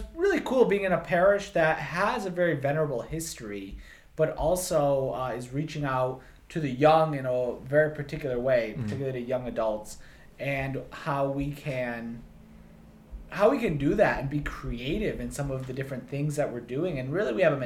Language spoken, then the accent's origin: English; Connecticut, United States; I'm natively from Connecticut